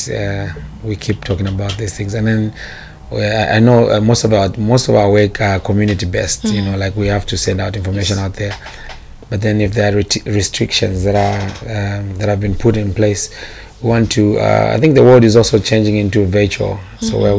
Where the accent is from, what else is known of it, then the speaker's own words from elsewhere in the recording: Chongwe, Lusaka Province, Zambia; I'm solely by tribe, by the way. Yeah. I come from Chongwe